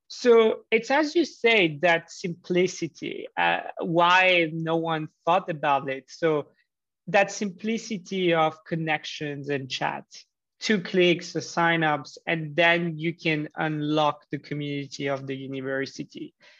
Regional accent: Switzerland; also born or lived in Geneva; I grew up in Switzerland, um, in Geneva

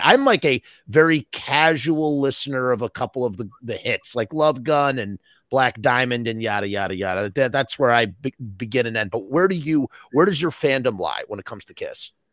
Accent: Westchester, New York, United States; I'm from Westchester, New York

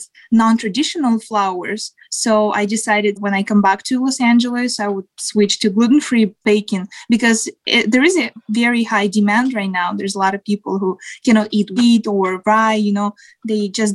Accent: Siberia, Russia; moved away as an adult; now in United States; I grew up in Siberia.

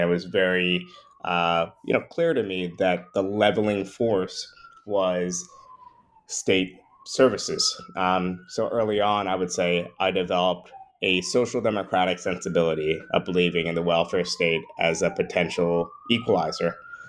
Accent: New York, United States; Yeah, well, I grew up in the New York area. My parents actually immigrated from Trinidad a year or so before I was born.

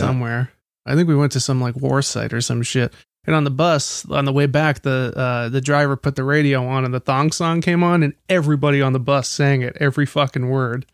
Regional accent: Baltimore, Maryland, United States; I'm from Baltimore

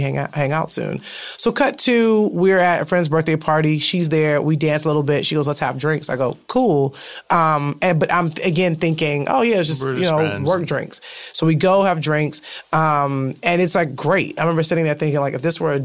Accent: Chicago, Illinois, United States; now in Los Angeles, United States; we're both from Chicago

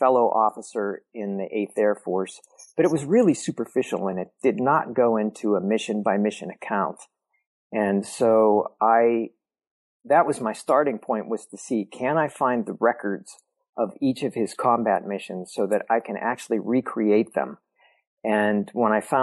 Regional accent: California, Pennsylvania, United States; We both grew up in small southwestern Pennsylvania college towns. He grew up in Indiana, PA. I grew up in California, PA.

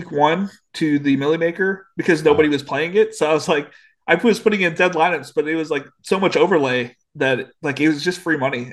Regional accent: Illinois, United States; born or raised there; moved away as an adult; also born or lived in San Diego, California; now in North Carolina, United States

